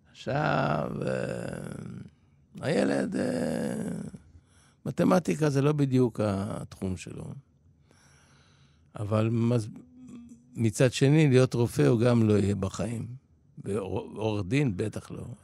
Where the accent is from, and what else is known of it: Israel; born or raised there; also born or lived in Poland